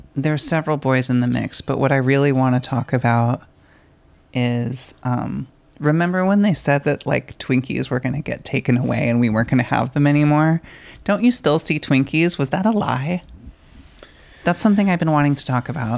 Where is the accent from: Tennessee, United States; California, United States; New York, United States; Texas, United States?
California, United States; San Diego; I was born in San Diego, and um, like going to SeaWorld as a child was really, really cool